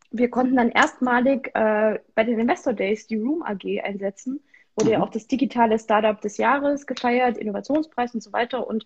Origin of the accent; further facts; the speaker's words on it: Thuringia, Germany; Ich bin Thüringerin durch und durch.